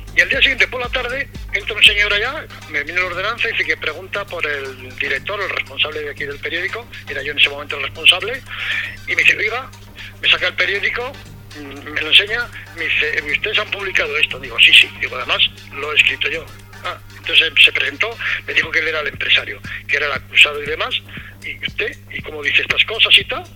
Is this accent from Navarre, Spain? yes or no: yes; Navarre, Spain; moved away; also born or lived in Melilla / Madrid; me llamaron para que trabajara en el periódico de mi tierra, periódico de Navarra